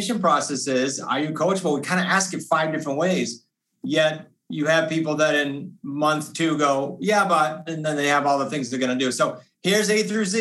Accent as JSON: {"language": "English", "region": "New England", "country": "United States", "said": "we're from New England"}